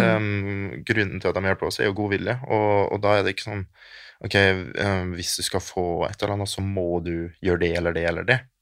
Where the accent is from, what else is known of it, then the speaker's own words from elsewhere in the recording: Germany; also born or lived in Kristiansund, Norway; now in Norway; Hele familien min bor i Tyskland, for jeg er fra Tyskland